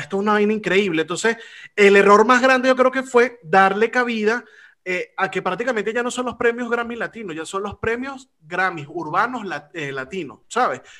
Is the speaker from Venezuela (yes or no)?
yes; Venezuela; now in Spain; he aprendido a valorar más lo que se hace en mi país porque he tenido la oportunidad de hacer la comparación de donde estoy a lo que se hacía en mi país